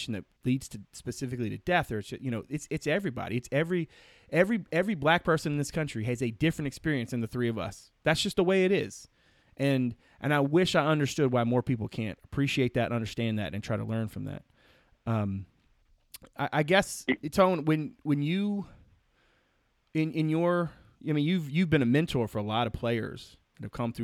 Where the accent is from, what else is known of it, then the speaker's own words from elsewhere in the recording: Emporia, Virginia, United States; also born or lived in Louisa County, Virginia; I'm from Emporia. I grew up around, you know, my school was predominantly black